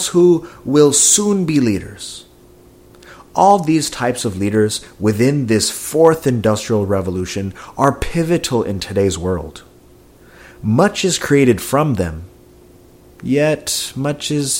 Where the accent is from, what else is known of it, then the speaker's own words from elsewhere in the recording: Silicon Valley, California, United States; I was born and raised in the Silicon Valley